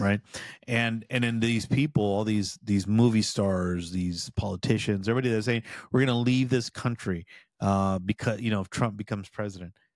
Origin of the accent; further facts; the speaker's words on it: United States; I'm a proud M, Mexican in my heritage. I'm American by birth.